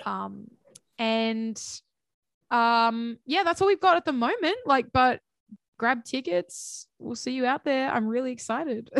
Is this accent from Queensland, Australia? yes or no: no; Central Coast, New South Wales, Australia; my hometown, um, because I don't live in Sydney. I live on the Central Coast